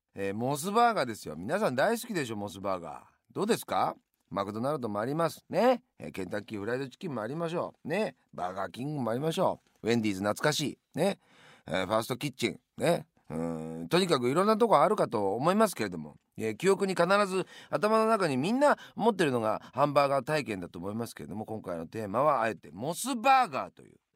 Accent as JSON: {"language": "Japanese", "region": "Yamanashi", "country": "Japan", "tie": "born or raised there", "also_born_or_lived": "Tokyo", "moved": "yes", "said": "生まれ故郷の山梨に東京にいたんですが一旦山梨に、えー、帰ります"}